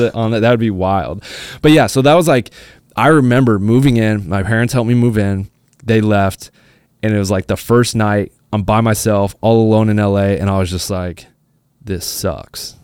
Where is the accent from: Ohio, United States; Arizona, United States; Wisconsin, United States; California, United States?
Arizona, United States; moved away as an adult; now in Los Angeles, United States; I'm from Arizona, I'm not from L A. You know, I grew up going to school, like, my high school was, you know, five minutes away from my house